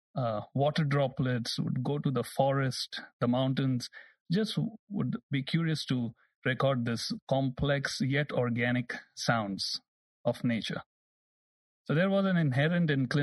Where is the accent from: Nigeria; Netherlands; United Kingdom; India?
India; Mumbai, Maharashtra; moved away; I was born and raised in Mumbai, India